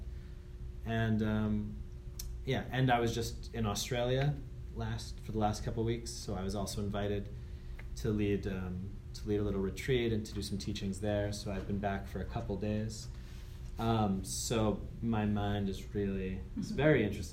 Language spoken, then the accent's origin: English; Andover, Massachusetts, United States; I'm from Andover, Mass.